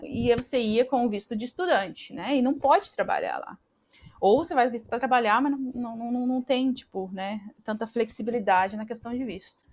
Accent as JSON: {"language": "Portuguese", "country": "Brazil", "tie": "born or raised there", "accent": "caipira", "moved": "as an adult", "lives_now": "Australia", "said": "meu, meu sotaque ainda tá um pouco caipira"}